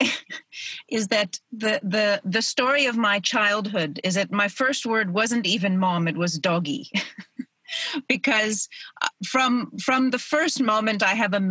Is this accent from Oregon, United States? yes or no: yes; Oregon, United States; moved away as an adult; now in South Africa; I was born in Oregon, and then when I was 25, I moved to South Africa